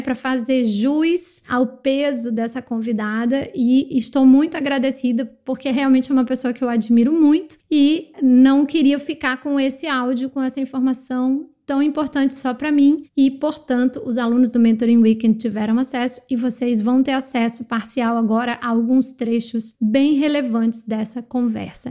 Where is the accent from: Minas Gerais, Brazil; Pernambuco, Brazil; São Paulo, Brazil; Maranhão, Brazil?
Maranhão, Brazil; No Maranhão, que é minha terra natal